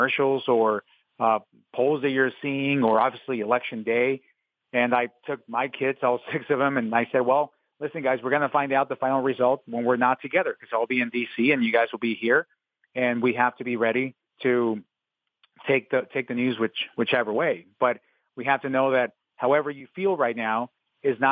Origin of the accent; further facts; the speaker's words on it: Mexico; English is a second language; now in Arizona, United States; I was born in Mexico